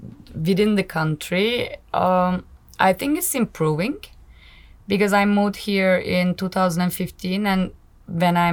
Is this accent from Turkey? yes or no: yes; Izmir, Turkey; moved away as an adult; also born or lived in Istanbul, Turkey; now in Hungary; My hometown is Izmir. I was born and raised in Izmir. I lived in Istanbul.